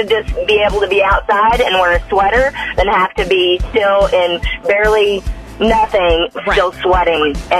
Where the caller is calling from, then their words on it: Fayetteville, Arkansas, United States; calling from Fayetteville.